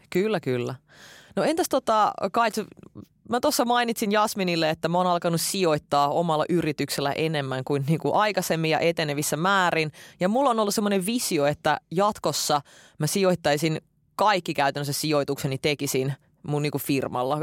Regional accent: Finland; Silloin kun me muutettiin Suomeen, mä olin silloin kahdeksanvuotias

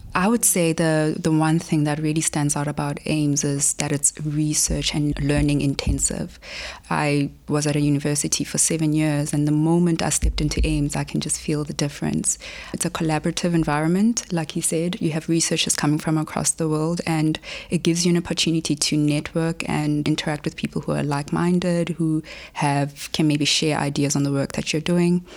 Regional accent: Polokwane, Limpopo, South Africa; also born or lived in Johannesburg; I was born in Polokwane, here in South Africa

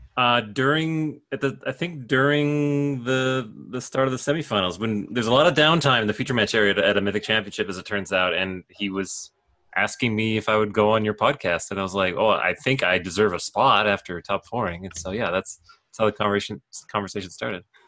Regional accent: Calgary, Alberta, Canada; born and raised in Calgary, Alberta

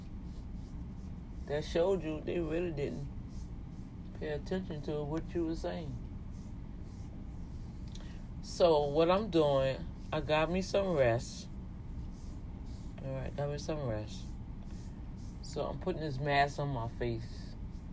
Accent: Louisiana, United States; accent: Cajun; my accent gonna sound like that because I'm from Louisiana and I do have an accent

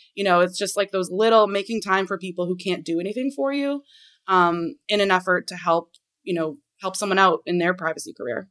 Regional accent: Portland, Maine, United States; now in Washington, D.C., United States; since I grew up in Maine. Like, when I, I'm from the Portland area

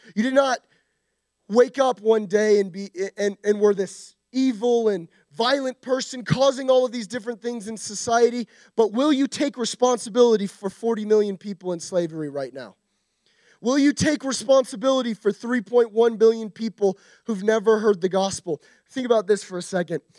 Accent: United States; we as American Christians

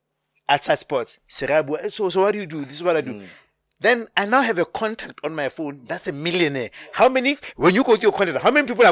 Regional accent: Soweto, Gauteng, South Africa; I grew up in Soweto all my life.

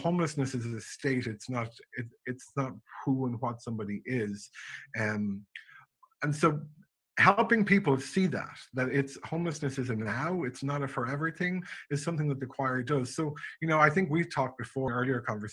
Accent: a small town west of Dublin, Leinster, Ireland; also born or lived in St. Pete Beach, Florida; now in Atlanta, United States; I grew up in Ireland, a very small town just west of Dublin

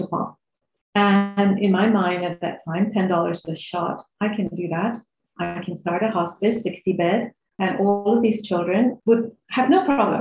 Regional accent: Singapore; also born or lived in Medan, Indonesia / Australia; I grew up here in Singapore. I was born in Indonesia, in Medan. And I moved here when I was about 11 and started schooling here.

